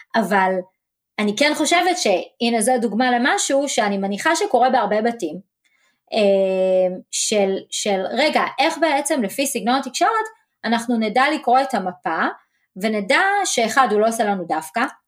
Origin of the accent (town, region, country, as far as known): Israel; now in Dallas, United States